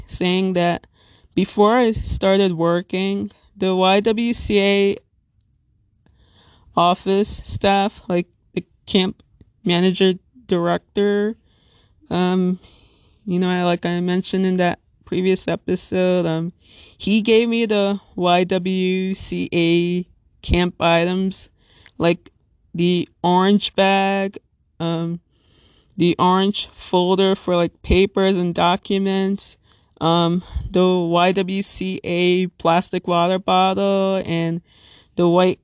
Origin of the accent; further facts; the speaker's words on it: Little Ferry, New Jersey, United States; I am 25 years old and I'm from Little Ferry, New Jersey